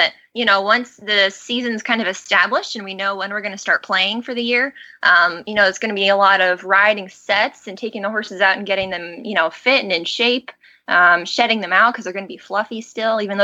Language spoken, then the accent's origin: English; Colorado, United States; moved away as an adult; also born or lived in Arizona; now in New Jersey, United States; I was born in Arizona, and then when we moved to Colorado, I was 11. So most of the time I say I'm from Colorado, that's really where I grew up